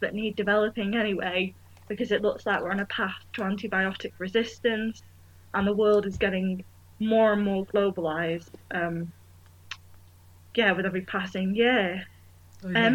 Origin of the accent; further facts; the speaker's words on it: Manchester, North West England, United Kingdom; moved away as an adult; now in York, United Kingdom; I'm from Manchester